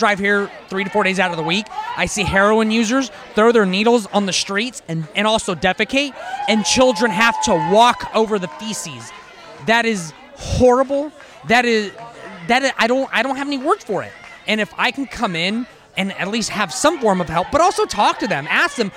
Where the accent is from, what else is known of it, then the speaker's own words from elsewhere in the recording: Sacramento, California, United States; I'm from Sacramento, and I drive Uber here.